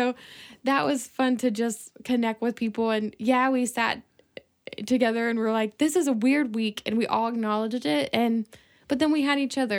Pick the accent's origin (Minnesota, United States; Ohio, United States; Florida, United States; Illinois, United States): Ohio, United States; moved away as an adult; also born or lived in South Carolina; I grew up in Ohio